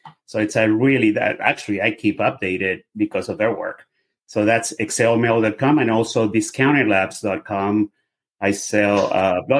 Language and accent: English; Venezuela; English is a second language; now in United States; I'm obviously by my accent, you can hear I'm a foreigner. I'm from Venezuela. I've been here forever, 35 years, 37. I'm a U.S. citizen